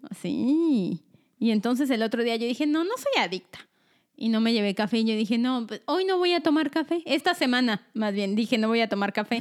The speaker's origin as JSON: {"language": "Spanish", "region": "Mexico City", "country": "Mexico", "moved": "yes", "lives_now": "Omaha, United States", "said": "yo me vine a vivir aquí, tengo una hermana, soy de la Ciudad de México"}